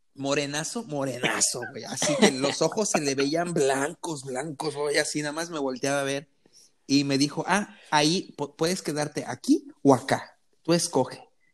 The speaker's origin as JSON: {"language": "Spanish", "country": "Mexico", "said": "Y yo, sí, México"}